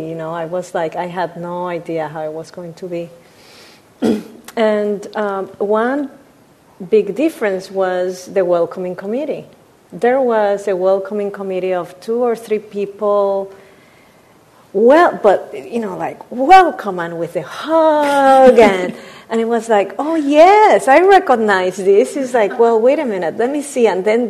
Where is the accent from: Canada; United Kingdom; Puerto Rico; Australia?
Puerto Rico; moved away; I'm from Puerto Rico.